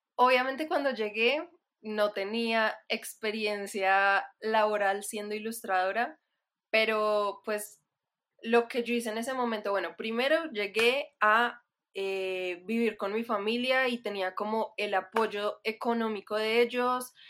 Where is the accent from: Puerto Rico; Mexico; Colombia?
Colombia; Manizales, Caldas; also born or lived in Bogotá, Colombia / Netherlands; soy ilustradora y diseñadora de Manizales, Colombia. Em, ahorita me encuentro en Manizales, pero también me siento un poco bogotana, aunque de pronto mi acento ya no suena para nada rolo, aunque antes sí